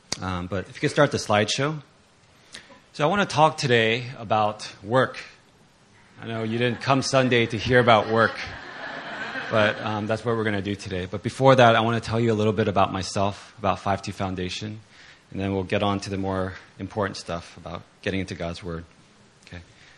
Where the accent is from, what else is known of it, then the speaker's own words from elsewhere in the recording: Virginia, United States; So I grew up in Virginia, not too far from Philly.